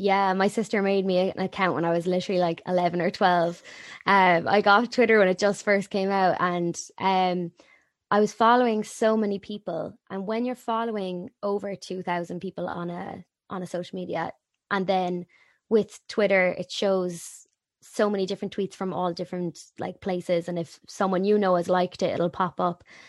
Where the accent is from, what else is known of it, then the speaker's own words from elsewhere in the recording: Waterford, Munster, Ireland; moved away as an adult; also born or lived in Cork; I'm from Waterford